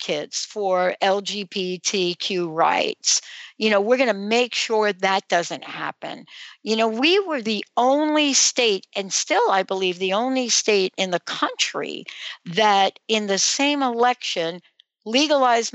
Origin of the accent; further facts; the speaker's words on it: United States; also born or lived in New Jersey; now in Washington, United States; where I grew up in New York and New Jersey